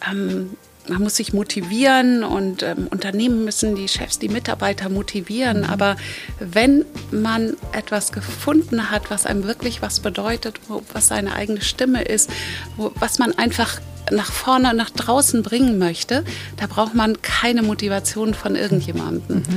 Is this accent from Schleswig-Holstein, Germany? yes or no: yes; Kiel, Schleswig-Holstein, Germany; now in Mallorca, Spain; Und Kiel ist ja meine Heimat und eigentlich bin ich auf Mallorca seit zehn Jahren.